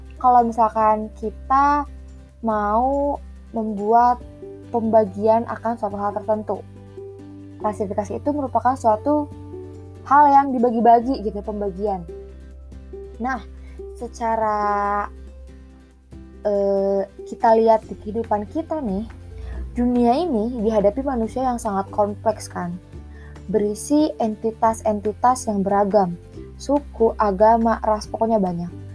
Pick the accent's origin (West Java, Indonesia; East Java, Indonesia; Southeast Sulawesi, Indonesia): West Java, Indonesia; Aku suku Sunda